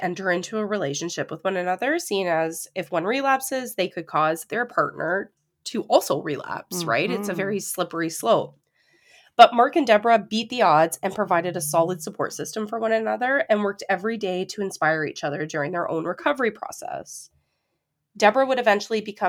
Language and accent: English; Ontario, Canada; we actually, growing up in Ontario, know a lot of people that we went to high school